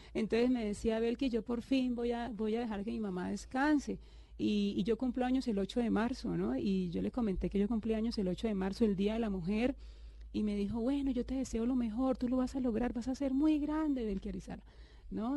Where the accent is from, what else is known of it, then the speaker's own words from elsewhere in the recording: Cúcuta, Norte de Santander, Colombia; yo nací en Cúcuta